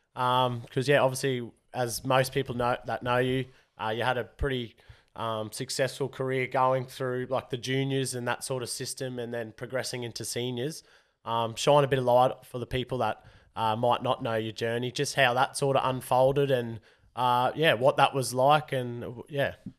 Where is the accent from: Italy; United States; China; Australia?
Australia; Rockhampton, Queensland; We're from Rocky.